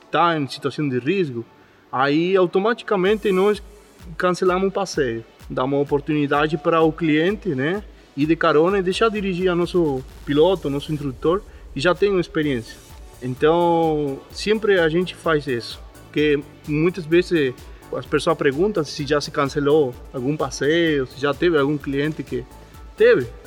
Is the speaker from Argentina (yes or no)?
yes; Argentina; Portuguese is a second language; moved away as an adult; now in Brazil; eu sou argentino